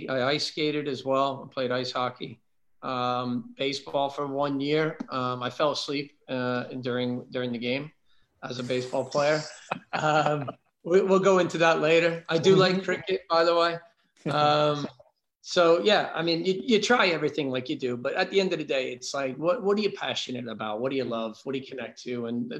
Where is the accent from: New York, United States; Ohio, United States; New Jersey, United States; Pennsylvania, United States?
New Jersey, United States; Kearney; born or raised there; moved away as an adult